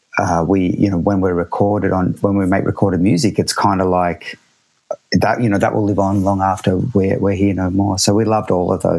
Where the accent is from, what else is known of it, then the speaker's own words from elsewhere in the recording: Australia; I'm Australian